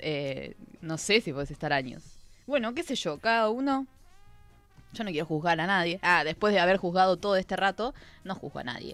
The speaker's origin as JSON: {"language": "Spanish", "country": "Argentina"}